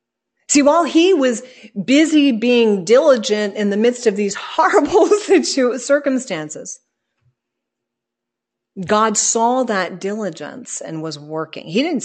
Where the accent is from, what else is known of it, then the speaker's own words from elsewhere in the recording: Ireland; I guess because we're Irish. But we use this expression all the time.